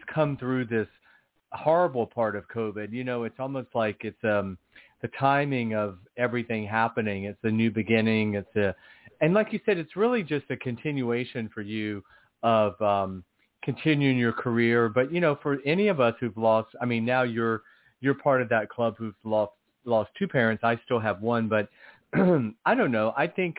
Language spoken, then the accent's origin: English; England, United Kingdom; now in United States; talking about, you know, American politics, having been born and raised in England, which will be kind of interesting.